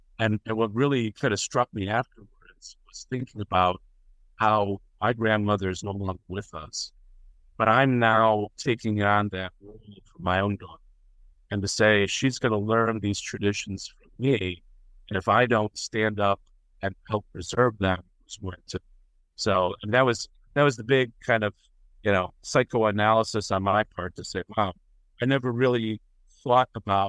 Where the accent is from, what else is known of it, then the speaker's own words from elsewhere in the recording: Milwaukee, Wisconsin, United States; now in Tampa, United States; out of beautiful Tampa, Florida. I was originally from Milwaukee, Wisconsin.